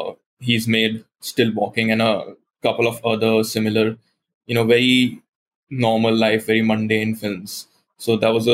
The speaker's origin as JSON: {"language": "English", "region": "Goa", "country": "India", "tie": "born or raised there", "said": "it's inspired by my hometown, which is Goa in India, which is a coastal state, and it's very warm and beaches and palm trees and a very cozy atmosphere that way."}